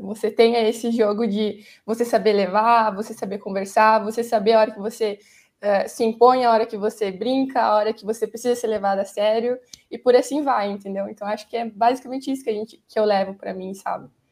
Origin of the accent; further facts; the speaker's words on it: Chapecó, Santa Catarina, Brazil; moved away; also born or lived in Rio Grande do Sul; Sou catarinense. Sou de Chapecó, me formei lá